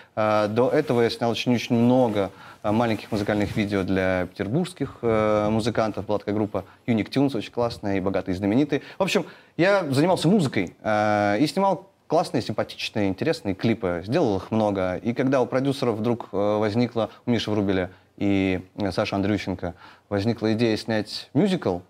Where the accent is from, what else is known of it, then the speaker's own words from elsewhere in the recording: Naryan-Mar, Nenets Autonomous Okrug, Russia; Я вырос на Крайнем Севере, там у нас как бы не было такой, знаете, а такой очень э, город Нарьянмар